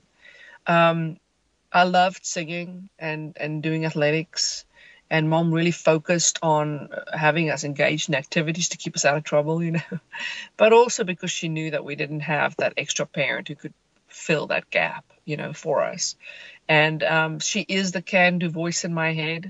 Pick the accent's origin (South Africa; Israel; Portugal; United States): South Africa; suburb just outside Johannesburg, Gauteng; I grew up in a suburb just outside Johannesburg, South Africa.